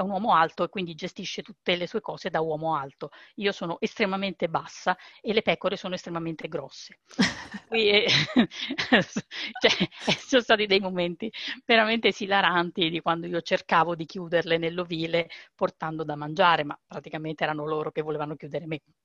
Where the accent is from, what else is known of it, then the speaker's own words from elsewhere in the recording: Rome, Lazio, Italy; moved away as an adult; io fino a quasi 40 anni sono stata a Roma, io sono di Roma e stavo lì.